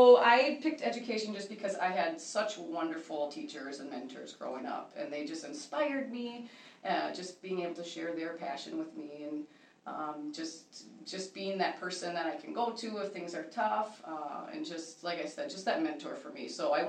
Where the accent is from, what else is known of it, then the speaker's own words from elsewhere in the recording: New Brighton, Minnesota, United States; also born or lived in Sioux Falls, South Dakota / Marshall, Minnesota; But I spent most of my childhood in New Brighton, grew up in the Moundsview School District, went to Irondale High School.